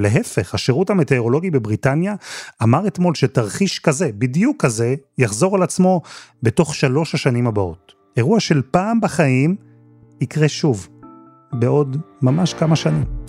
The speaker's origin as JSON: {"language": "Hebrew", "country": "Israel", "moved": "yes", "lives_now": "United Kingdom", "said": "אנחנו הישראלים"}